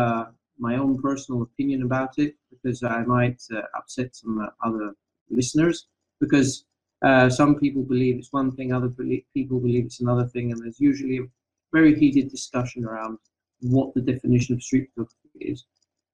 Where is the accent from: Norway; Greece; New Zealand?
Greece; Athens, Attica; now in Rethymno, Greece; I'm originally from Athens, the capital of Greece.